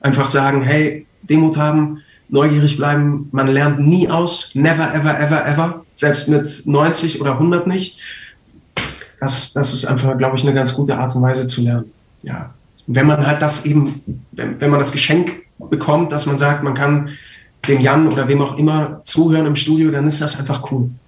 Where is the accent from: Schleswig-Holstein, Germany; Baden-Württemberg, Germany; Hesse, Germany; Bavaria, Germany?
Bavaria, Germany; Munich; born there; ich bin in München geboren und ähm, ich habe sehr viele Freunde da und meine Mutter wohnt in München.